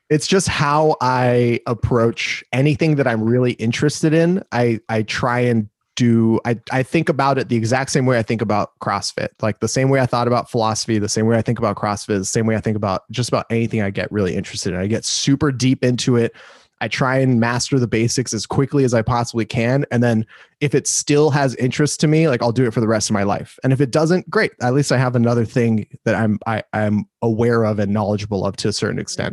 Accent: Los Angeles, California, United States; moved away as an adult; also born or lived in Glendale, California; now in Austin, United States; I'm from Los Angeles, California. I was born and raised

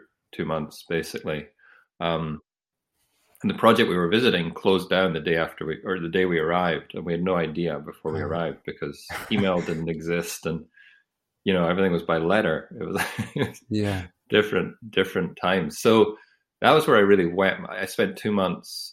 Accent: Edinburgh, Scotland, United Kingdom; also born or lived in Aberdeen; I grew up in Edinburgh, and I did my undergraduate in Aberdeen

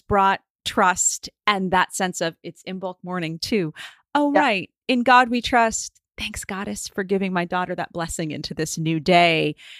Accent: United States; being an American

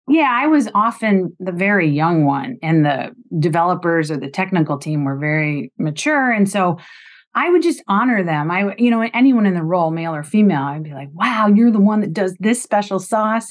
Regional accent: Ohio, United States; moved away as an adult; also born or lived in Bloomington, Indiana / Vermont; I grew up in Ohio after going to college at Indiana University in Bloomington.

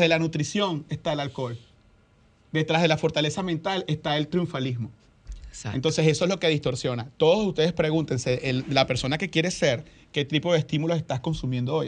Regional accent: Venezuela; now in Dominican Republic; en mi país, Venezuela

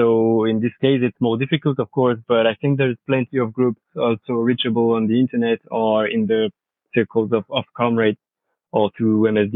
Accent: France; accent: French; English is a second language

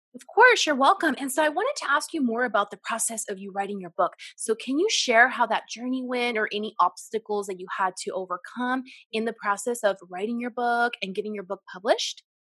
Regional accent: Central Valley, California, United States; we are from the United States and from California, Central Valley specifically

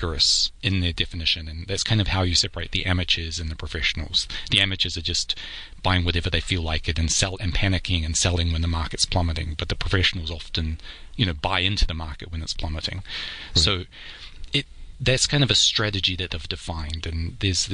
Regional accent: New Zealand; now in New York, United States; I'm a New Zealander originally. I live in New York

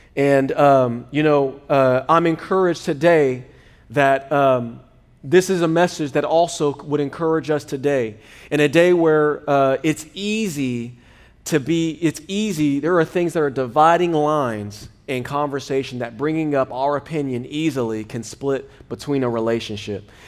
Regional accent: United States; I was born in America

